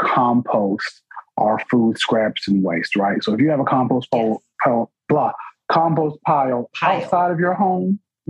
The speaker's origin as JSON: {"language": "English", "town": "New Bern", "region": "North Carolina", "country": "United States", "tie": "born or raised there", "said": "my hometown"}